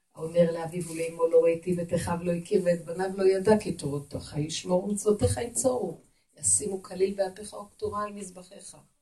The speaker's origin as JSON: {"language": "Hebrew", "town": "Jerusalem", "region": "Jerusalem District", "country": "Israel", "said": "אני ירושלמית"}